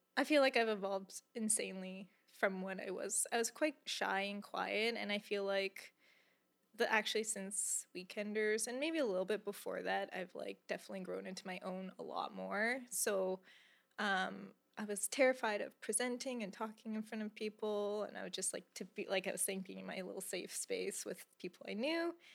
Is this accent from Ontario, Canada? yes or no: no; Calgary, Alberta, Canada; I was born and raised in Calgary, Alberta